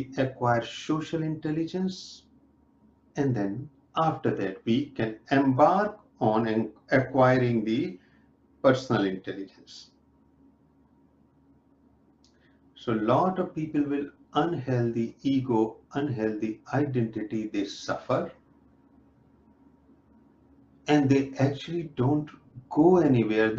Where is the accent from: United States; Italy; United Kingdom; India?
India; now in North America; I'm from India, I'm living in North America